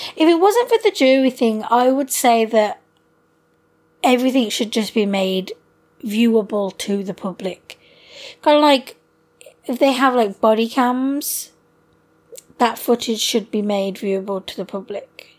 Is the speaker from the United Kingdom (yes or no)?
yes; United Kingdom; us being British